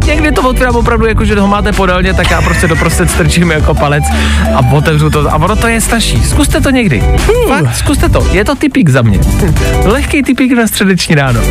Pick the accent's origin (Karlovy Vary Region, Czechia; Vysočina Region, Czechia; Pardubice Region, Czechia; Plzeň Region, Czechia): Plzeň Region, Czechia; Plzeň; moved away; jsem z Plzně, tak někdy přijedu do Plzně